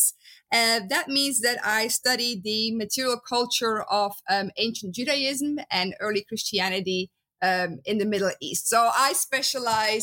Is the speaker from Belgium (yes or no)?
yes; Belgium; accent: Dutch; English is a second language; moved away as an adult; also born or lived in Netherlands; now in United States; I'm originally from Belgium, as you can hear in my beautiful Dutch accent